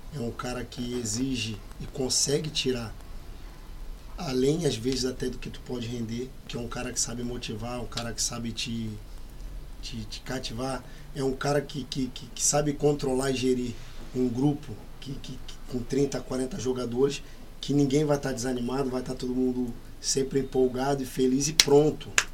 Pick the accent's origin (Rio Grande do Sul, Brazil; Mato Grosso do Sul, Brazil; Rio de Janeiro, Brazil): Rio de Janeiro, Brazil; eu sou do Rio